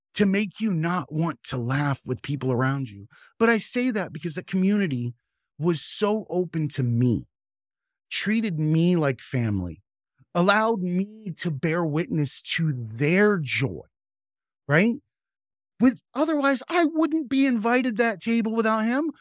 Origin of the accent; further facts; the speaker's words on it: the South, United States; moved away; I grew up in the South, and preachers are a staple in the Bible Belt